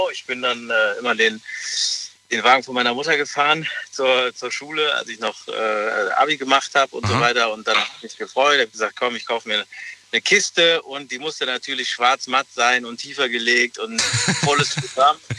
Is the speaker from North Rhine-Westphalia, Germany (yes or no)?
yes; Leverkusen, North Rhine-Westphalia, Germany; Ich komme aus Quedding.